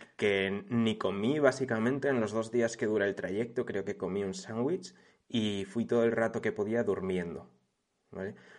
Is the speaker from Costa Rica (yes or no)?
no; a village near Segovia, Castile and León, Spain; de mi pueblo a Segovia, que son como 15 minutos